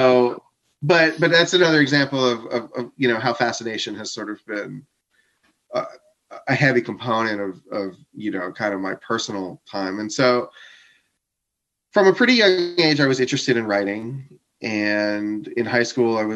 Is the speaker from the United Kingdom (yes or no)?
no; Coral Springs, Florida, United States; I grew up in Fort Lauderdale, Florida.